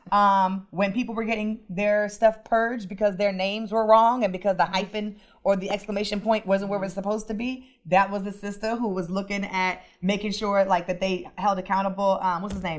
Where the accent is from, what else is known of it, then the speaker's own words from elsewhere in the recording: Los Angeles, California, United States; also born or lived in DMV area (Washington, D.C. metropolitan area); now in Washington, D.C. area, United States; I'm originally from Los Angeles, California. I live here in the DMV area